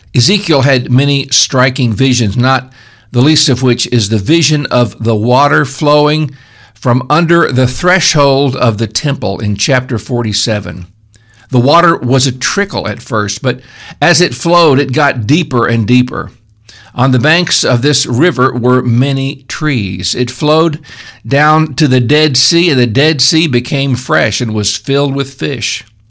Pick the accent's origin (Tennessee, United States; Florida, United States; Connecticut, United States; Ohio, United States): Tennessee, United States; Memphis; now in upstate New York, United States; I grew up in Memphis, which is on a good-sized river